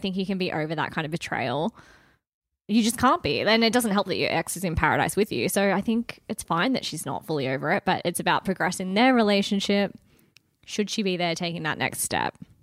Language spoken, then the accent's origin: English; Wagga Wagga, New South Wales, Australia; Hometowns to Wagga.